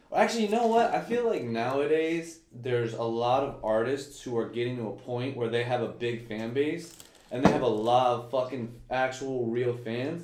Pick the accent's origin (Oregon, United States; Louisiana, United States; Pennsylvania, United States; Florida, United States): Florida, United States; St. Petersburg; so I'm from St. Pete, and I'm much more St. Pete than Tampa